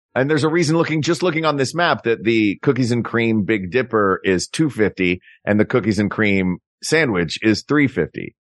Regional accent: Tennessee, United States; In Tennessee, I grew up in Tennessee

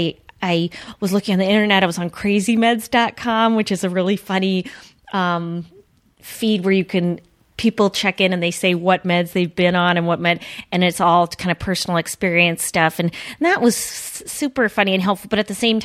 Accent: Duluth, Minnesota, United States; my hometown, which Duluth is kind of progressive

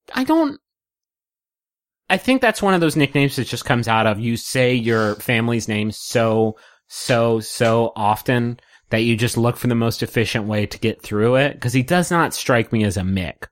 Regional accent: West Virginia, United States; I grew up in West Virginia.

